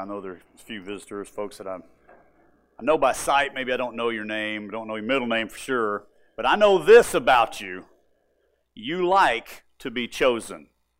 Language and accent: English; Moore, United States; And you have to understand, I grew up in Moore. Moore was where I had my grade school years, and huge school.